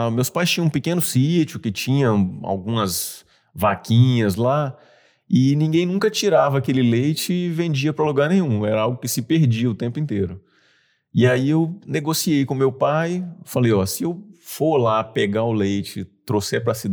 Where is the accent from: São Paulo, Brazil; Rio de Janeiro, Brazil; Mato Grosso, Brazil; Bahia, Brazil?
Bahia, Brazil; É um sotaque bem menos carregado, mas quem é de Salvador, por exemplo, percebe que eu, que eu tenho esse sotaque.